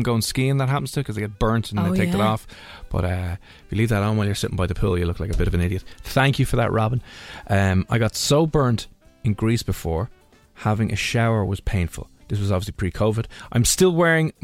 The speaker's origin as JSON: {"language": "English", "country": "Ireland", "said": "we just cannot handle the sun or the heat as Irish people"}